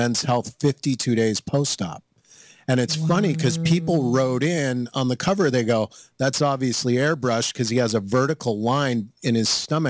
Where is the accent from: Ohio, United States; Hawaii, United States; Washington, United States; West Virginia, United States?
Hawaii, United States; also born or lived in Long Island, New York; I grew up in Hawaii. I'm the youngest of 8 children.